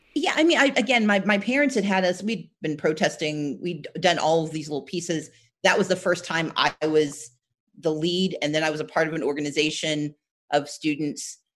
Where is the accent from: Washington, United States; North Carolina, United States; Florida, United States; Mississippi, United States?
Mississippi, United States; Gulfport; also born or lived in Wisconsin; I was born in Wisconsin, but my we all grew up in Gulfport, Mississippi.